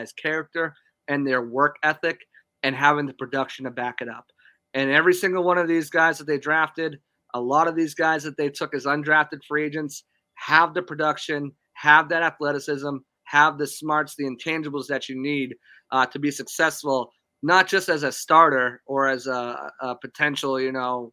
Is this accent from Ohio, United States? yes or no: no; Boston, Massachusetts, United States; I'm from Boston